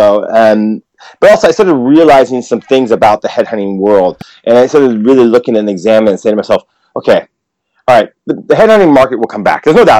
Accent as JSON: {"language": "English", "country": "United States", "lives_now": "Japan", "said": "I mean, I no offense, but I know I'm American. I have a U.S. passport and I still support America. I'm happy to go back and visit."}